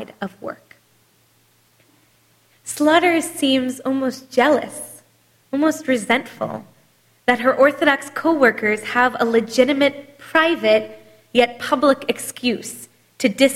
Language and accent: English; United States; as American Jews